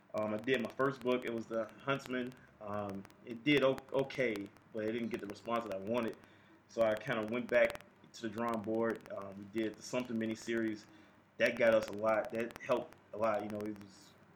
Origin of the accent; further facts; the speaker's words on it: Chicago, Illinois, United States; I'm from Chicago